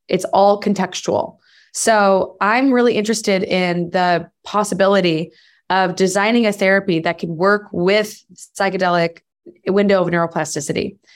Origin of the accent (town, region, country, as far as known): United States